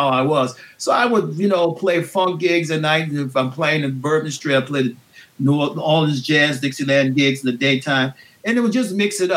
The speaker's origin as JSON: {"language": "English", "town": "New Orleans", "region": "Louisiana", "country": "United States", "tie": "born or raised there", "said": "growing up in New Orleans"}